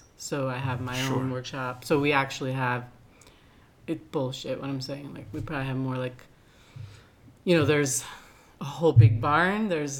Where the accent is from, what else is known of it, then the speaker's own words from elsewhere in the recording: New York City, New York, United States; moved away as an adult; also born or lived in Veracruz, Mexico; I never fully returned to New York City, which is where I was raised in Manhattan.